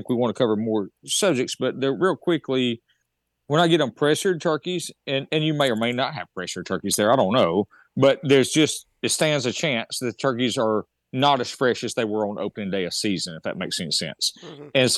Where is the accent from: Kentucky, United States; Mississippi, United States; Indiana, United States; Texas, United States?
Mississippi, United States; I'm in Mississippi, where my home state is.